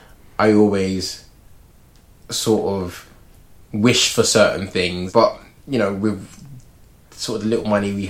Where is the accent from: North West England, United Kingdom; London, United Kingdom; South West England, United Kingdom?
London, United Kingdom; where I grew up like near Finsbury Park